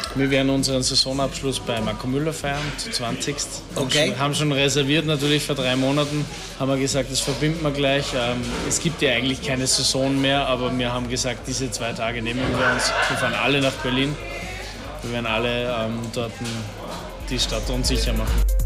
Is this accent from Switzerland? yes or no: no; Austria; bei uns in Österreich